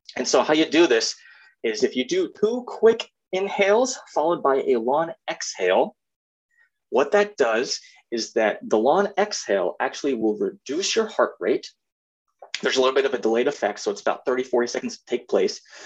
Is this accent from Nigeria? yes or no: no; East Moline, Illinois, United States; I am from the fifth Quad City, East Moline, Illinois, um, and born and raised there